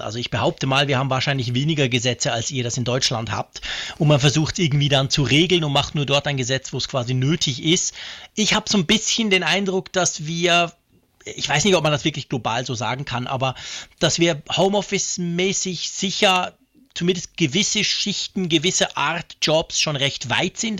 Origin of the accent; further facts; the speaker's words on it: Switzerland; als Schweizer